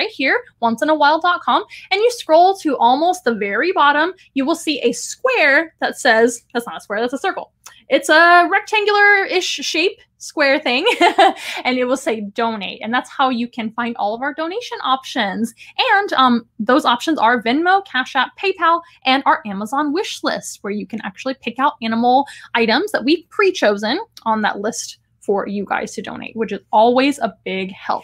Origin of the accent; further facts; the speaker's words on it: San Antonio, Texas, United States; here in my hometown, San Antonio, Texas